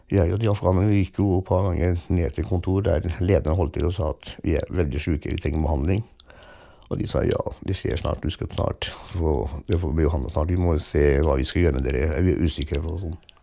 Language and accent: Norwegian; Fredrikstad, Viken, Norway; jeg er oppvokst i Norge